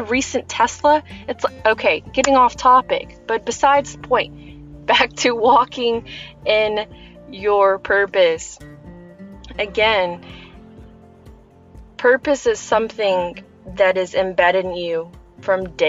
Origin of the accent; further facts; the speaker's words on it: United States; English is a second language; I'm American and I didn't even know English